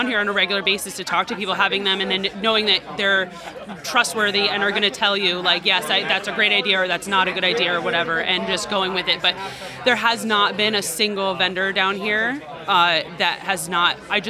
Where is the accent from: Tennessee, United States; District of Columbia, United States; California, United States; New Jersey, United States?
New Jersey, United States; So I'm from North Jersey.